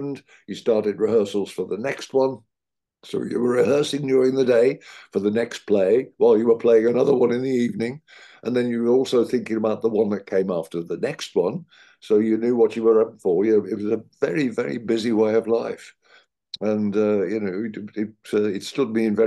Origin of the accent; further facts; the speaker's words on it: Midlands, United Kingdom; accent: Midlands; I'm from the Midlands. You may notice in the accent occasionally slips.